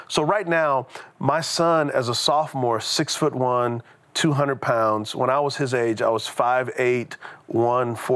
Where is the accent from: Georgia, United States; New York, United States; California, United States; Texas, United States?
Texas, United States; San Antonio; moved away; So I grew up in San Antonio, Texas. And so I'm a Texas boy